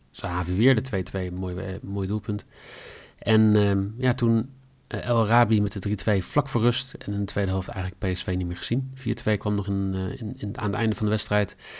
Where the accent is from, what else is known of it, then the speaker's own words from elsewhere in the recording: Netherlands; als Nederlanders